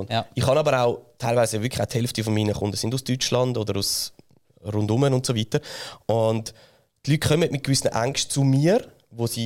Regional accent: Switzerland

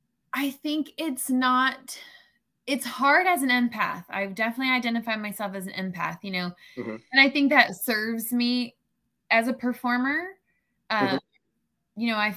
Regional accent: Florida, United States; We moved around a good bit, but most of my life has definitely been in Florida.

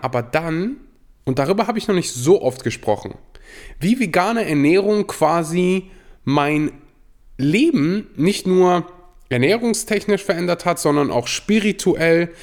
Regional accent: Germany; Ich bin in Deutschland geboren, in Deutschland aufgewachsen

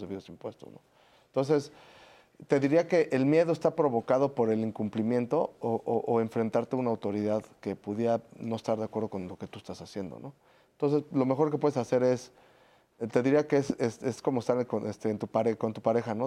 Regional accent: Mexico; como mexicanos

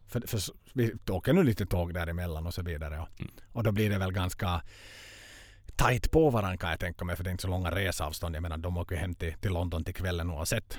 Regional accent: Finland; moved away; jag har inte varit hemma i Finland på över ett år

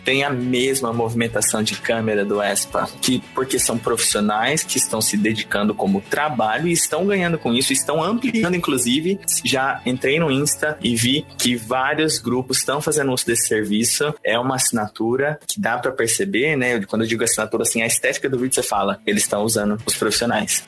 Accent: Rondonópolis, Mato Grosso, Brazil; now in Cuiabá, Brazil; eu sou de Rondonópolis, Mato Grosso, e moro em Cuiabá, Mato Grosso

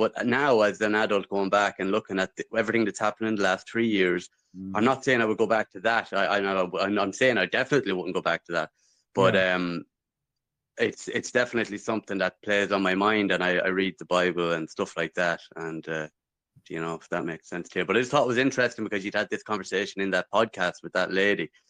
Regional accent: Midlands, Ireland; Southern Irish. I'm from the Midlands. I grew up pretty well. I was in the town, but we're rural.

